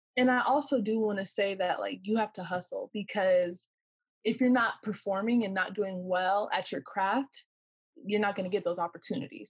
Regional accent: Corona, California, United States; I'm from Corona, California

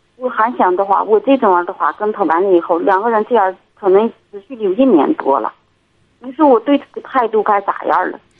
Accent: Inner Mongolia, China; 我内蒙的

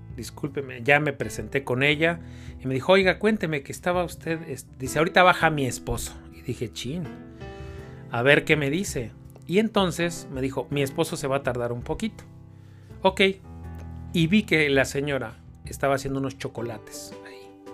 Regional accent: Mexico City, Mexico; nací y crecí en Iztapalapa

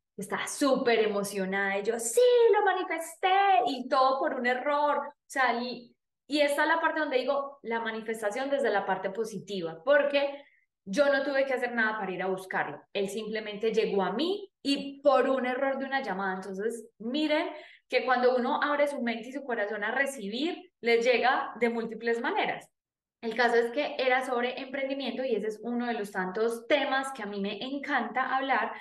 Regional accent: Paisa region, Antioquia, Colombia; accent: paisa; hablando con mi acento paisa

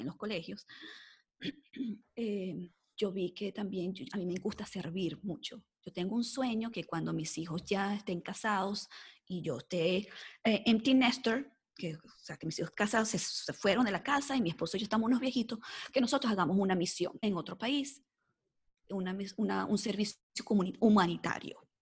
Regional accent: Mexico; now in United States; soy de acá, de Estados Unidos, eh, mexicana, pero viviendo en Estados Unidos

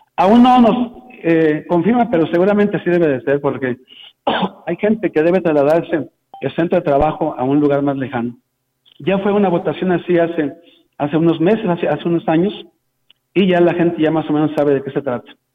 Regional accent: Tamuín, San Luis Potosí, Mexico; now in San Luis Potosí, Mexico; Yo vivo aquí en San Luis Potosí, pero soy de allá de Tamuín, de Las Palmas también, de Tamuín, por allá de qué lado de Valles.

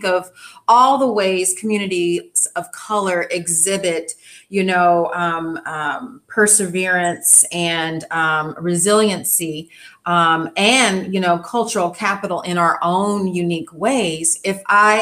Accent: Inglewood, California, United States; we grew up near Inglewood and Holly Park Racetrack

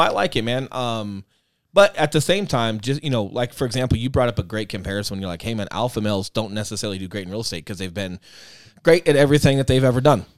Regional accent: Aurora, United States; moved away as an adult; my hometown

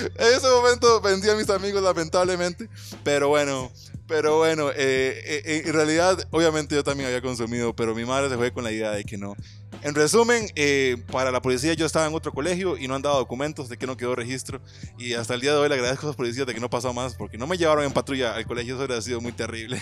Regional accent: Nandayure, Guanacaste, Costa Rica; moved away; yo soy original de Guanacaste. Y soy original de Guanacaste, correcto de Nanda Yuri

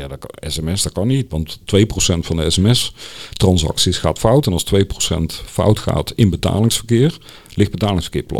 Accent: Netherlands; als Nederlander

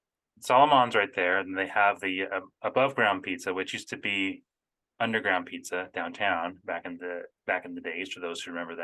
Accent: Phoenix, Arizona, United States; moved away; Cause we came from Arizona originally and it was, I mean, in the Phoenix area, everything's open pretty late.

